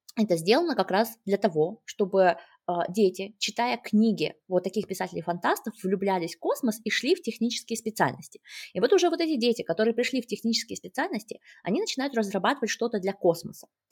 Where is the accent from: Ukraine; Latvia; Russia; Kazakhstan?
Kazakhstan; я сама родом из Казахстана